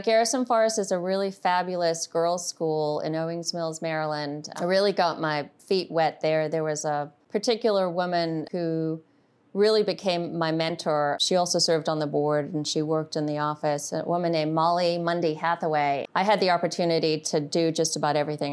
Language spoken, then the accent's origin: English; Zimbabwe; now in United States; I grew up in Zimbabwe